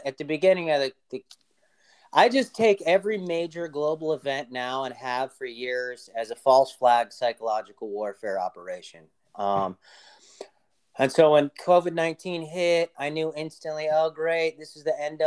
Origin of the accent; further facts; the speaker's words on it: Los Angeles, California, United States; I grew up in Los Angeles